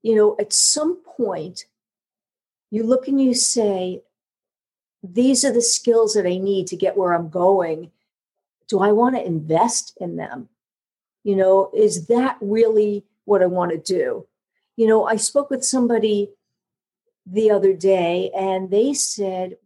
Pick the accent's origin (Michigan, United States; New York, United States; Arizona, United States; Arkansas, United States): New York, United States; accent: New York; now in Georgia, United States; my New York accent, you know, being from the North